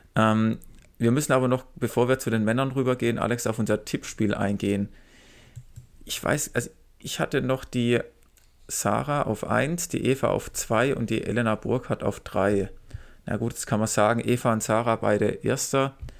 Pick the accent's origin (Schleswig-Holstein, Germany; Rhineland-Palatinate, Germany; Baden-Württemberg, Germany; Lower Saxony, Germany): Baden-Württemberg, Germany; near Ludwigsburg; erst in Ludwigsburg, also hier fast in meiner Heimat